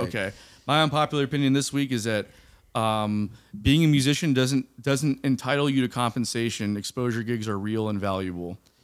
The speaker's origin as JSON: {"language": "English", "region": "South Florida", "country": "United States", "moved": "yes", "said": "I'm from South Florida, like Miami, Fort Lauderdale area"}